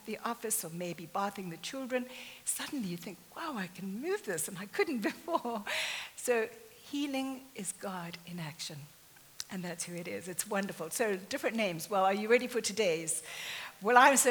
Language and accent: English; near Jeffreys Bay, Eastern Cape, South Africa; moved away; I grew up in South Africa, very near to Jeffreys Bay